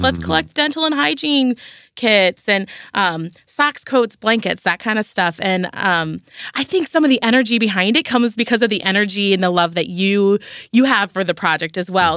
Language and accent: English; St. Louis, Missouri, United States; I'm a Saint Louis girl. I grew up in North County